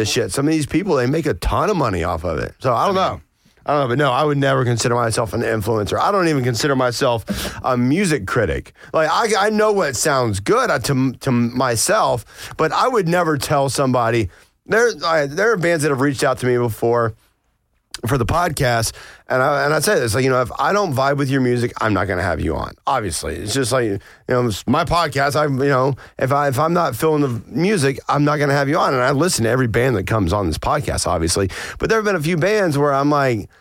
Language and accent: English; Blairsville, Georgia, United States; moved away; I was in Blairsville, my hometown, up in North Georgia